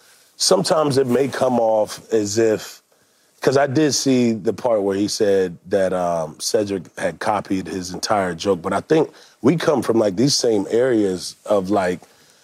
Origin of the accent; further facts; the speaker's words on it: Atlanta, Georgia, United States; No, I'm not from Houston. I'm from Atlanta.